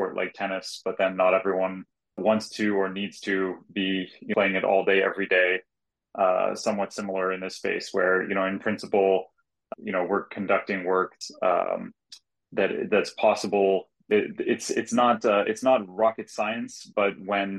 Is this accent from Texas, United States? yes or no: no; Silicon Valley, California, United States; I grew up in the Silicon Valley area